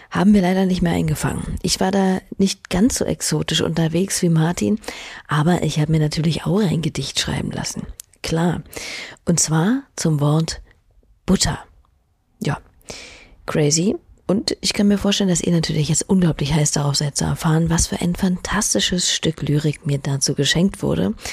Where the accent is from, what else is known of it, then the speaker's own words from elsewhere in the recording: Venice, Veneto, Italy; ich komme aus Venedig.